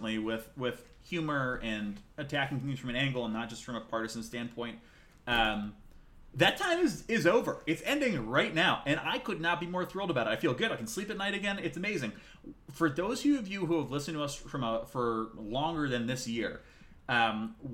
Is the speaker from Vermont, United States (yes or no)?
yes; Vermont, United States; I'm from Vermont.